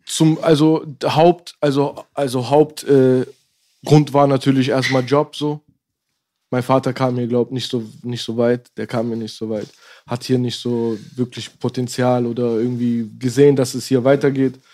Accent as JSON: {"language": "German", "region": "Berlin", "country": "Germany", "tie": "born or raised there", "said": "ich bin in Tempelhof geboren"}